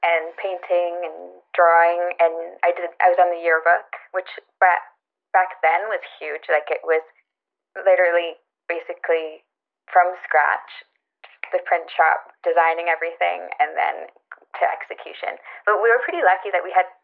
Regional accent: just outside of Vancouver, British Columbia, Canada; I grew up just outside of Vancouver in a small farming and fishing town. And I still live there now.

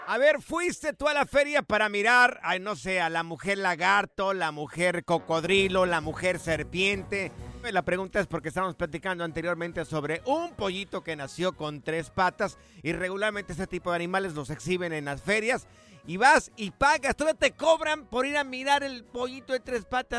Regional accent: Jalisco, Mexico; now in United States; yo soy del estado de Jalisco

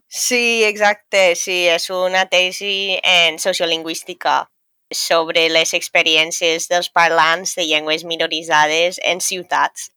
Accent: a small town near Dublin, County Dublin, Leinster, Ireland; first language English; Catalan is a second language; moved away as an adult; now in Valencia, Spain; sóc irlandesa, sóc d'un poble xicotet al costat de Dublín i encara que l'anglès és la meva primera llengua

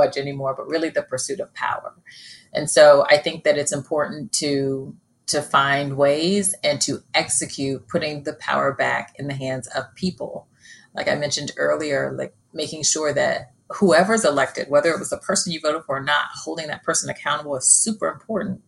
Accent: Australia; now in United States; I was born in Australia

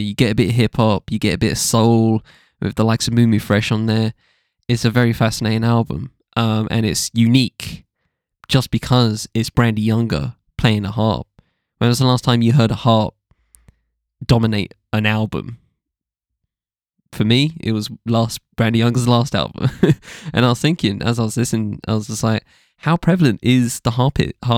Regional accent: New York, United States; At the same time, growing up in New York, I was just surrounded by hip-hop.

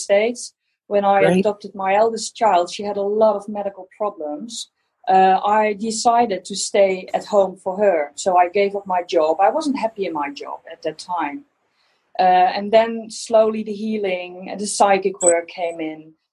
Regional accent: Netherlands; English is a second language; Yes, I'm from Holland

